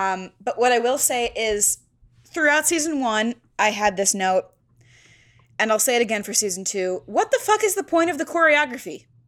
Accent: the South, United States; I am from the South, and I do have a low-key country vibe about me.

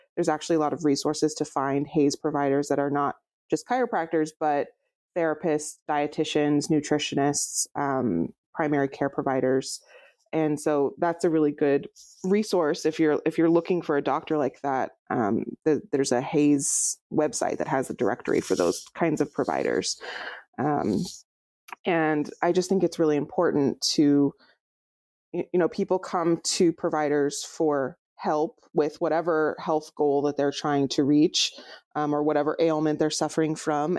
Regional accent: Fresno, California, United States; moved away as an adult; now in Portland, United States; I grew up in near Fresno

